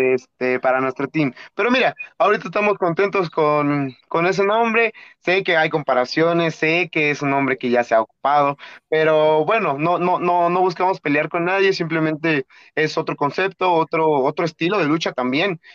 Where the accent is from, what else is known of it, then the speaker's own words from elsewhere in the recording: Atlixco, Puebla, Mexico; moved away as an adult; now in Mexico City, Mexico; yo soy de Puebla, originado de Atlixco, Puebla